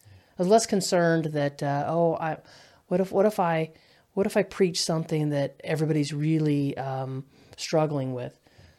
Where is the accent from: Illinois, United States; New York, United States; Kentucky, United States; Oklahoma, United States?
Kentucky, United States; I'm from Kentucky, so you know we go Mountain Dew, we go RC and a Moon Pie.